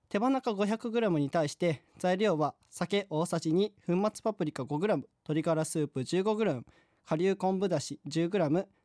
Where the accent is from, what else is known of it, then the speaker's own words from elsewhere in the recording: Yamaguchi, Japan; 私の地元である山口県